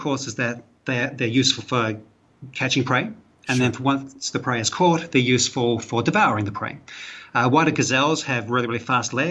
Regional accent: New Zealand; accent: Kiwi; moved away as an adult; now in Malaysia; I'm a Kiwi. I'm from New Zealand originally. That's where my accent's from, if you're trying to place the accent.

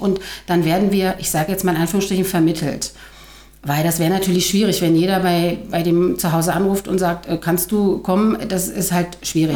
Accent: Tangerhütte, Saxony-Anhalt, Germany; Ich bin aus Tangerhütte, 48 Jahre alt, leite in Tangerhütte einen Jugendclub

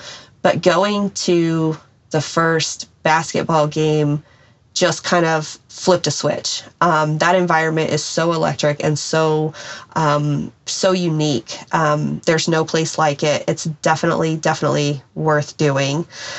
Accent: Wichita, Kansas, United States; born there; So I was born in Wichita, which has lots of ties to aviation, Boeing, Beach.

